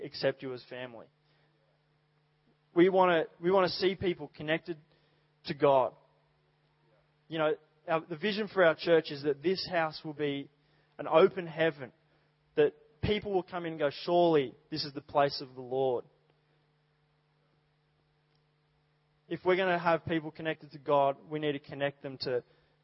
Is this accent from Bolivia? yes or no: no; Dubbo, New South Wales, Australia; moved away; I grew up in Dubbo